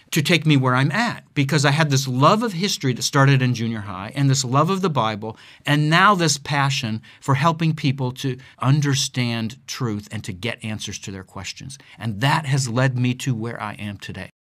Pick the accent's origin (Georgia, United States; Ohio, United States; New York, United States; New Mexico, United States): Ohio, United States; Akron; moved away as an adult; also born or lived in Southern California / Chicago / Siberia; I am, was born and raised in Akron, Ohio